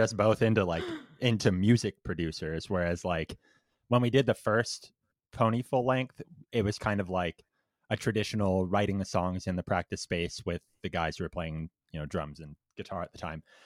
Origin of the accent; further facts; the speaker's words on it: Windsor, Ontario, Canada; Windsor, which is, like, the city right next to Detroit, like, right at the border.